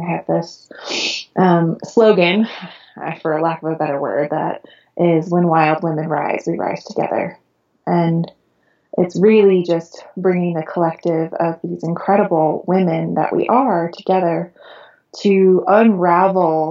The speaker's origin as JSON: {"language": "English", "area": "Long Island", "region": "New York", "country": "United States", "tie": "born or raised there", "moved": "as an adult", "lives_now": "California, United States", "said": "I was born and raised in Long Island, New York"}